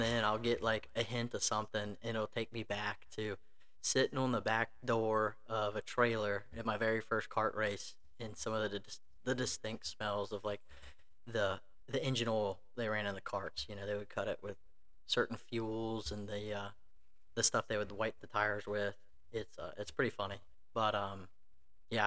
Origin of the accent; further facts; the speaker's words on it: Richmond, Virginia, United States; Born and raised in Richmond, Virginia. Been here my whole life.